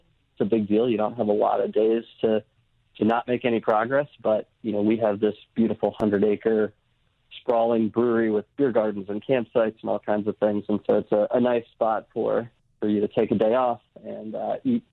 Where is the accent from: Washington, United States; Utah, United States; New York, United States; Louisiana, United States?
New York, United States; Brooklyn; now in Virginia, United States; I grew up in Brooklyn